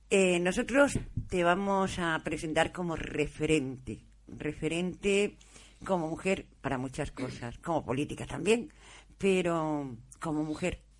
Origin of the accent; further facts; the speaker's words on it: Almería, Andalusia, Spain; nací aquí en Almería, en la, capital, era niña de Capi, que entonces se decían las niñas de los pueblos las niñas de la Capi.